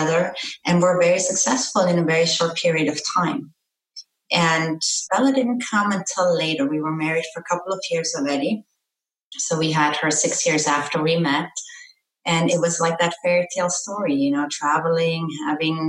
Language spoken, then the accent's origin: English; Austria; moved away as an adult; also born or lived in Florida; now in South Florida, United States; I was born and raised in Austria